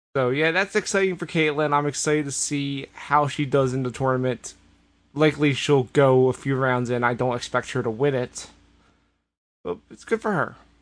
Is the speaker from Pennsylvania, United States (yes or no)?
yes; Philadelphia, Pennsylvania, United States; As a Philadelphian